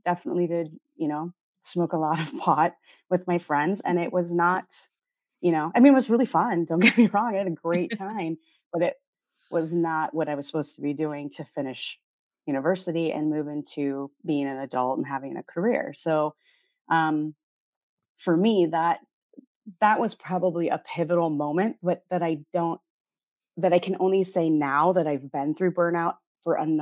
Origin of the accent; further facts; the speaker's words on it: Oregon, United States; moved away as an adult; also born or lived in North Dakota / Portland, Oregon; now in Manila, Philippines; I was born in North Dakota, but but I was raised in Oregon and that's where I spent my time.